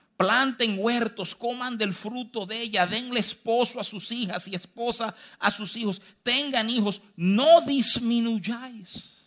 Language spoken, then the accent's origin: Spanish; Dominican Republic; yo nací aquí, yo soy dominicano, yo tengo cédula